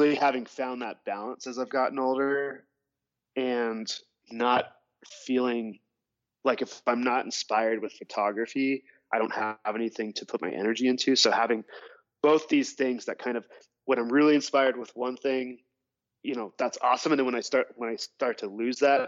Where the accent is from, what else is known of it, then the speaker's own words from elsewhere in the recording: Carbondale, Colorado, United States; I grew up here in Colorado in the mountains, in a town called Carbondale